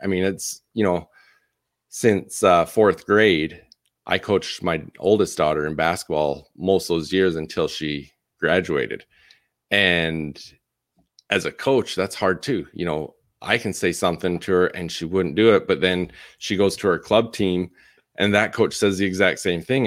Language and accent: English; Canada; moved away as an adult; also born or lived in Utah; now in Arizona, United States; born and raised in Canada